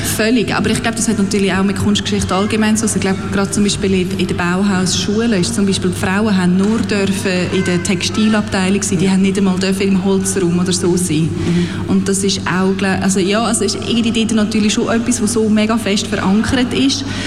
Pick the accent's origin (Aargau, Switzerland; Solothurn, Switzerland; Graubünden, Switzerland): Aargau, Switzerland; Aarau; moved away as an adult; also born or lived in London / Berlin / Netherlands; ich bin im Kanton Aargau aufgewachsen, in Aarau, äh, bin dort auch immer in die Schule gegangen